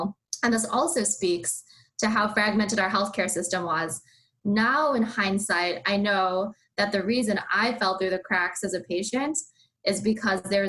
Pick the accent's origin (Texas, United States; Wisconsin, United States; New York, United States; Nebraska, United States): Wisconsin, United States; Madison; I'm from Madison, Wisconsin, and I went to UW-Madison for my undergrad